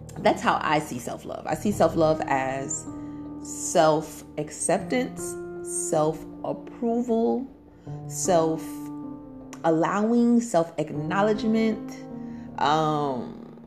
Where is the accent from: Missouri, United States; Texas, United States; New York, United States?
New York, United States; New York City; accent: Brooklyn; I'm from Brooklyn, the thorough borough